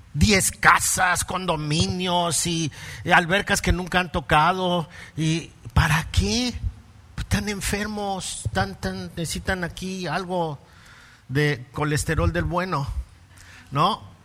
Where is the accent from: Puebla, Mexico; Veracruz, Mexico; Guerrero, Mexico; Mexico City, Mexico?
Mexico City, Mexico; soy chilango